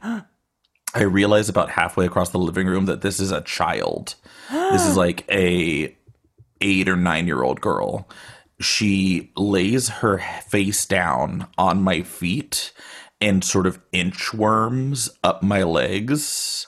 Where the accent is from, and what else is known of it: Austin, Texas, United States; now in Bay Area, United States